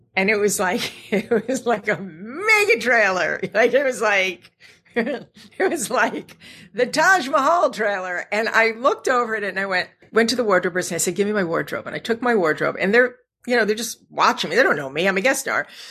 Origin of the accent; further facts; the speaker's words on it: Scranton, Pennsylvania, United States; I'm from Scranton, Pennsylvania